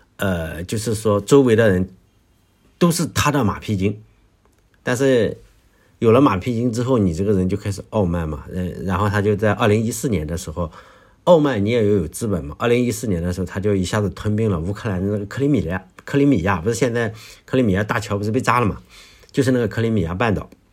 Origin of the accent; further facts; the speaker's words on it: Shandong, China; 我的故乡，呃，在山东